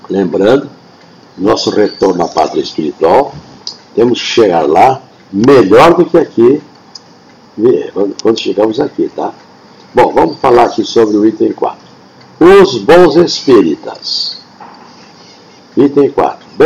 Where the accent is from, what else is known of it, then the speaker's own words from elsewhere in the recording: Rio Grande do Sul, Brazil; E olha que eu estou com 79 anos lá na minha terra, no Rio Grande do Sul, quando uma professora falou eu nunca mais esqueci